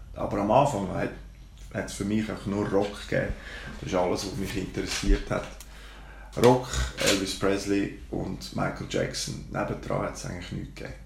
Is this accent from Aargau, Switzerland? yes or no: yes; Baden, Aargau, Switzerland; Bin aufgewachsen und geboren in Baden, in der schönen Limmatstadt